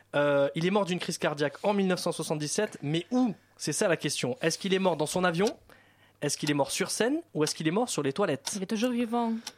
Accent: France; accent: French; J'ai l'accent français

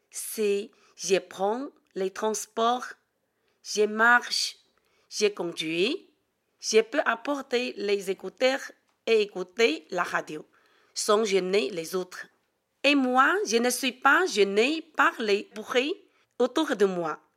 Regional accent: China; French is a second language; now in France; Je suis chinoise. J'aime écouter la radio car à la radio, il y a beaucoup d'informations. J'écoute la radio pour progresser en français.

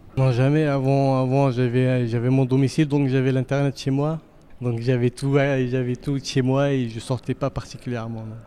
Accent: Pantin, Île-de-France, France; now in Paris, France; j'ai grandi à Pantin, je suis un enfant de Pantin, un pantinois d'origine, et je vis principalement à Paris.

